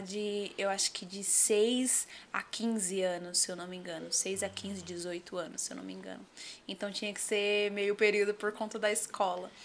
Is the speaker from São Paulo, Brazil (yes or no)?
yes; Diadema, São Paulo, Brazil; Eu sou nascida em Diadema, ali na... Diadema. Diadema, Portinari